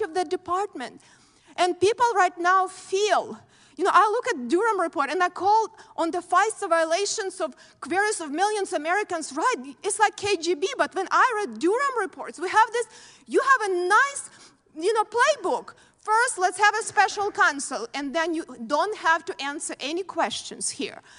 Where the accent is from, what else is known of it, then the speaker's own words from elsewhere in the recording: Ukraine; moved away as an adult; now in United States; I grew up in very similar country, Ukraine now, and when I came here as a young person